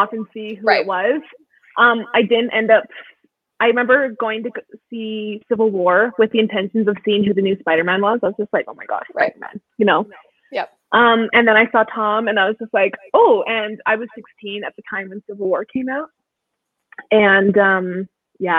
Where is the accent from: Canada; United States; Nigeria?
Canada; I'm from Canada.